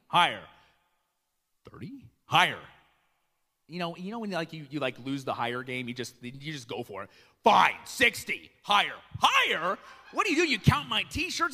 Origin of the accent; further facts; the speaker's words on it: Iowa, United States; also born or lived in Chicago; now in Kenosha, United States; I didn't grow up in Kenosha. I grew up in Iowa